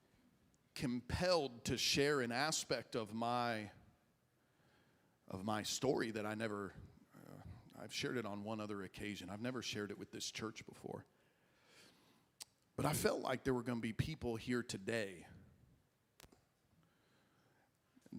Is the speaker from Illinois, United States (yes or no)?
yes; Illinois, United States; moved away as an adult; also born or lived in Dallas; I was driving home from Dallas, where I was in school, to my hometown in Illinois